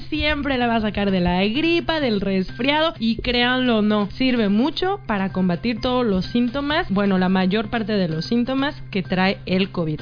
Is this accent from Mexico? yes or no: yes; Mexico; moved away; mi México lindo y querido